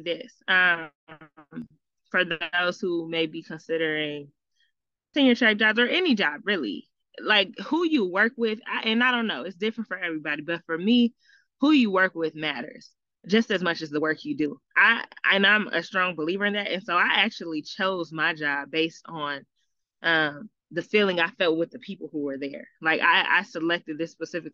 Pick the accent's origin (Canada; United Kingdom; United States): United States; Michigan; moved away; even though I moved back home during COVID, I'm from Michigan.